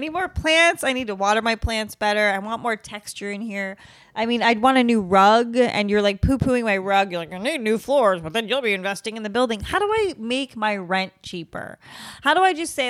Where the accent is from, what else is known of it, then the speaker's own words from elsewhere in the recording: New England, United States; I'm from New England